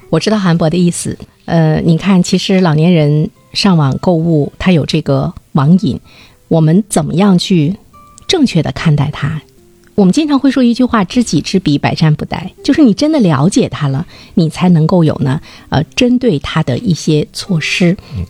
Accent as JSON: {"language": "Chinese", "country": "China", "said": "我们中国人"}